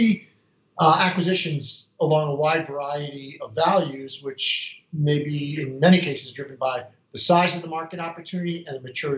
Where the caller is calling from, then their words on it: Reston, Virginia, United States; I'm coming from Reston, Virginia, Northern Virginia, just a stone's throw from Dulles Airport